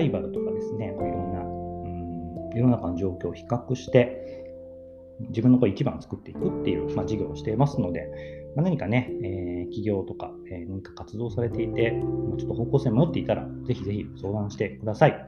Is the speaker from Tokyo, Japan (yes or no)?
no; Takamatsu, Kagawa, Japan; 地元の香川県高松市ってところでコピーライターって仕事をしてる